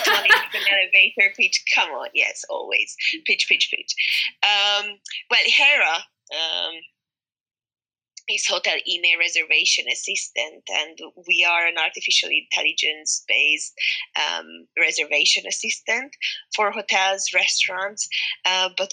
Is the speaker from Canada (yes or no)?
no; Hungary; I'm from Hungary